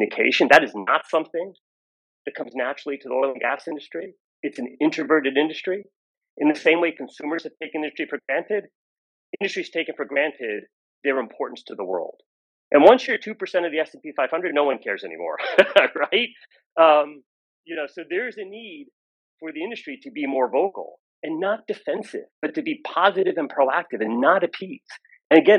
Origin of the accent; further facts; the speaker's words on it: United States; I'm American